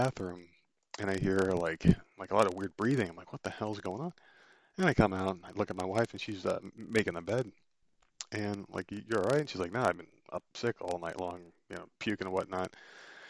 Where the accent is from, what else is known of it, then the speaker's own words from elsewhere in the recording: Northeast, United States; moved away; growing up in the Northeast, where you get some pretty harsh winters